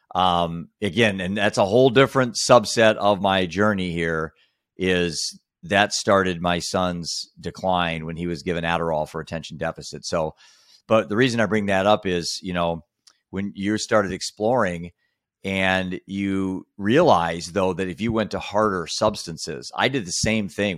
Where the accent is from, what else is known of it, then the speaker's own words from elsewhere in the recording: Iowa, United States; I was just a bored kid in the middle of Iowa